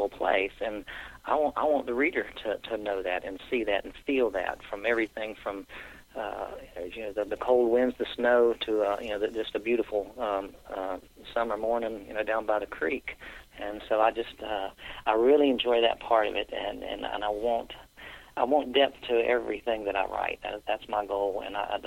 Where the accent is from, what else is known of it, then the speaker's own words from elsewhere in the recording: Columbia, South Carolina, United States; Went to the University of South Carolina and lived here my entire life.